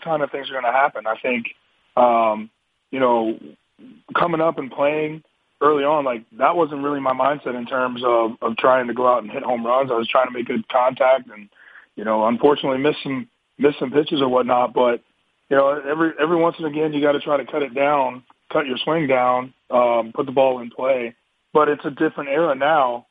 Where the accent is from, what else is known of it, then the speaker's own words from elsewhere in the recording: St. Louis, Missouri, United States; moved away; also born or lived in Philadelphia; I grew up in St. Louis, so I got to listen to Jack Buck with the Cardinals